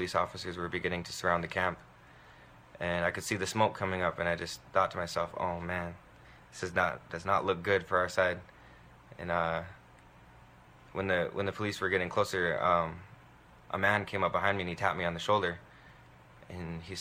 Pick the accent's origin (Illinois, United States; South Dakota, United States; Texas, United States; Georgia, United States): South Dakota, United States; I'm from Cheyenne River Sioux Tribe Indian Reservation, Itasipcho, Mini Koju Bands, and I live in Eagle Butte.